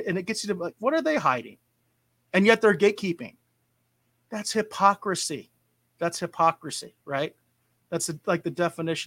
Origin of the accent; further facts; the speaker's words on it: Arizona, United States; we're all from Arizona